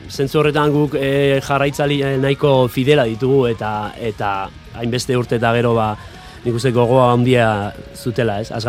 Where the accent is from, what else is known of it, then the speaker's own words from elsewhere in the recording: Pasaia, Basque Country, Spain; ni pasaitarra naiz, paisai San Pedrokoa naiz, eta, bueno, arrantzale eh, herria